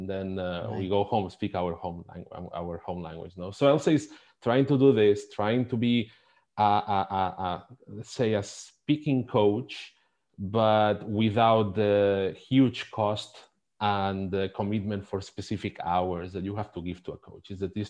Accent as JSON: {"language": "English", "country": "Spain", "second_language": "English", "said": "I'm from Spain"}